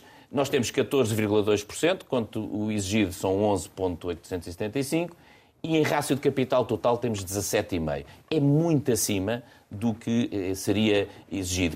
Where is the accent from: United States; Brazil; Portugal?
Portugal; eu sou português